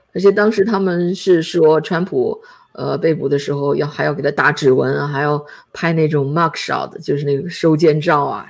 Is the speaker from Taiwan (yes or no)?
no; China; 就觉得好像他给我们中国人露脸了一样